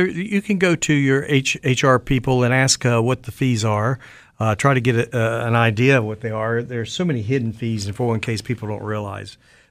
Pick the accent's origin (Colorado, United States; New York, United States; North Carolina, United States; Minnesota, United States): North Carolina, United States; Raleigh; I said, well, we're from Raleigh.